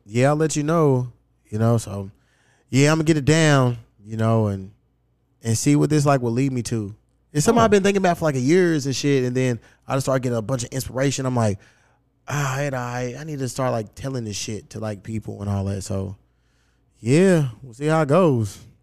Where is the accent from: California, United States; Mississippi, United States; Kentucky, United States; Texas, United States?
Kentucky, United States; Louisville; moved away; my hometown